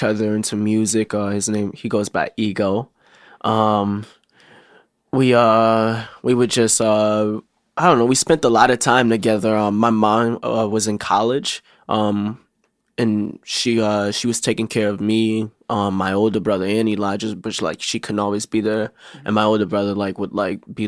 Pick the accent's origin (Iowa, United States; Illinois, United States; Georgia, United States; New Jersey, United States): Illinois, United States; Chicago; I rep Southside, but I grew up on the Southside and North Side of Chicago